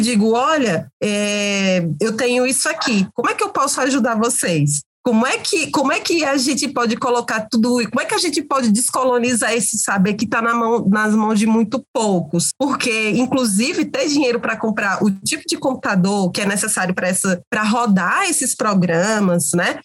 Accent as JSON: {"language": "Portuguese", "town": "Crato", "region": "Ceará", "country": "Brazil", "said": "Eu sou uma mulher cariri, sou do Crato, sou da região do Cariri Cearense"}